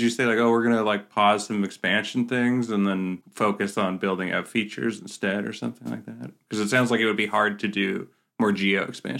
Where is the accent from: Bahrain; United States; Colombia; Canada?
Canada; I'm Canadian